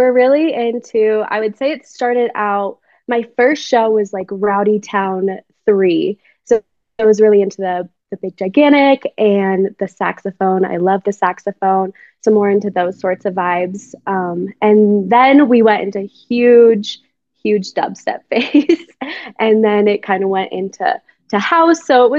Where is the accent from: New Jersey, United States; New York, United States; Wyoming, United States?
Wyoming, United States; also born or lived in Colorado; Yeah, so I am from Wyoming. My dad was in the military, so we moved around a little bit, but I primarily grew up in Wyoming.